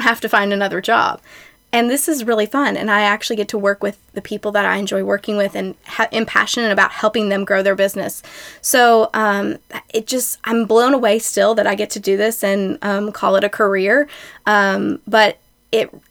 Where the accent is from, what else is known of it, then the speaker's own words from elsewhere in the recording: Shelbyville, Kentucky, United States; also born or lived in Lexington; I grew up in Shelbyville and then went to Western Kentucky University